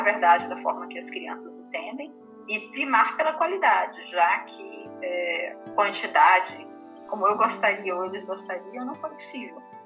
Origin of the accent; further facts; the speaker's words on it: interior of Tocantins, Brazil; also born or lived in Goiás; now in Rio de Janeiro, Brazil; Eu sou do interior do Tocantins, gente, sou do interior do Tocantins